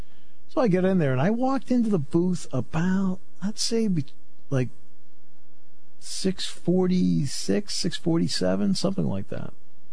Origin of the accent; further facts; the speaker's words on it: Connecticut, United States; people probably after all these years know I grew up in Connecticut.